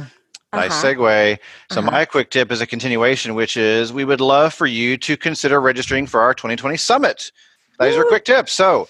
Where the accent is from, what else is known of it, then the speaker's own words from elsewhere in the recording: Indianapolis, Indiana, United States; my hometown where I live.